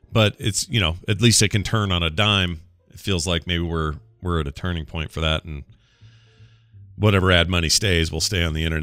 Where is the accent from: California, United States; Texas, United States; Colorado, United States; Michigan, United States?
Colorado, United States; Denver; a small video game store owner in my hometown of Denver, Colorado, is doing uh, everything in their power to continue paying their employees